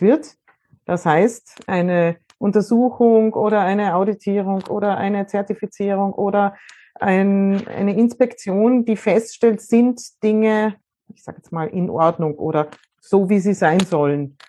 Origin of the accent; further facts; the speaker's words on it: Austria; bei uns in Österreich